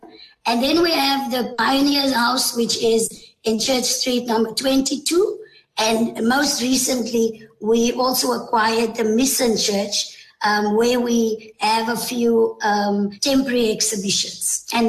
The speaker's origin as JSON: {"language": "English", "town": "Tulbagh", "region": "Western Cape", "country": "South Africa", "tie": "born or raised there", "said": "And I was truly blessed to be able to be born here and to grow up as a child in Tulbagh."}